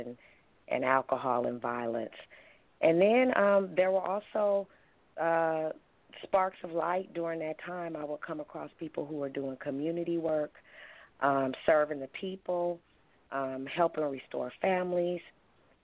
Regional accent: Oakland, California, United States; I grew up in East Oakland, California. I was born and raised there

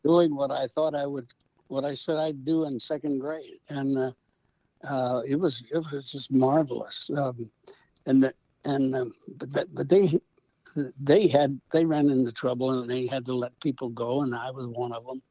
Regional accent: St. Louis, Missouri, United States; we grew up in South St. Louis in the city

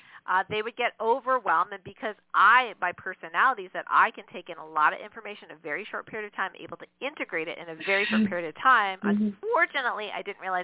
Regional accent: Canada; I'm Canadian

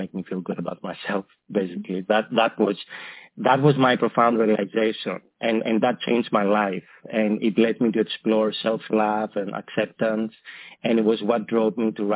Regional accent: Greece; moved away; back in Greece, my homeland, where I'm from

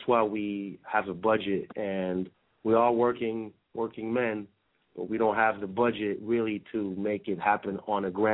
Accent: France; moved away; also born or lived in Brazil; I'm originally from France

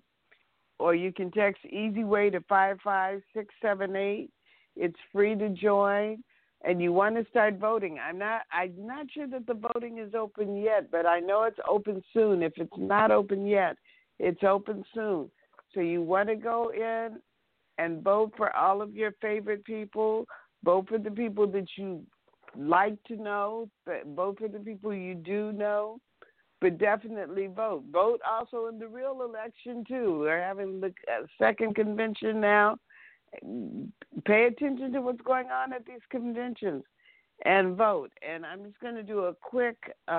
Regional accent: Los Angeles, California, United States; I grew up in that neighborhood, too. I grew up on St. Andrew's Place, and I remember Berkeley Square

